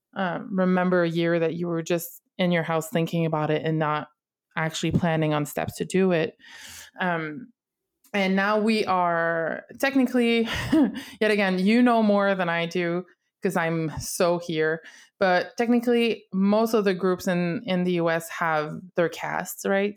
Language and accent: English; Canada; English is a second language; I'm from Canada. I speak mostly French, or at least that's what I'm the most comfortable in.